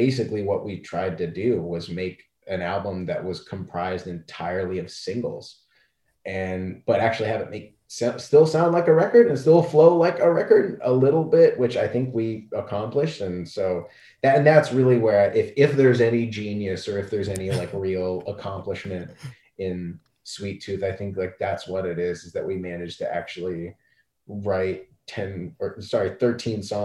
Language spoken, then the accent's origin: English; Canada; I'm from Canada